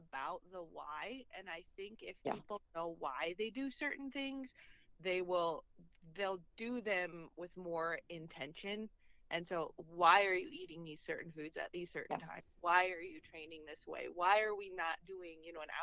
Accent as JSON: {"language": "English", "region": "Minnesota", "country": "United States", "tie": "born or raised there", "moved": "as an adult", "lives_now": "Kansas, United States", "said": "Yes, I'm from Minnesota, so born and raised in Minnesota."}